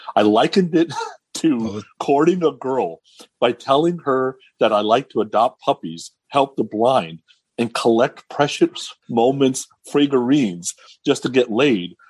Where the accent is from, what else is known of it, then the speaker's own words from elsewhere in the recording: California, United States; me growing up in California